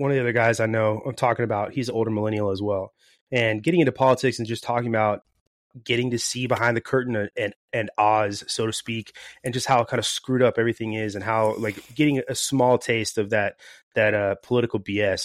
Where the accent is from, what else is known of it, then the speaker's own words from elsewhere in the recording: Florida, United States; moved away as an adult; now in California, United States; I'm originally from Florida